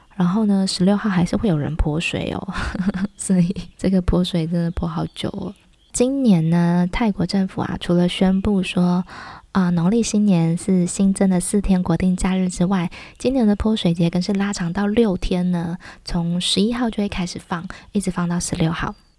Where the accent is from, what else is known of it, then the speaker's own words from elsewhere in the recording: Taiwan; 我们台湾人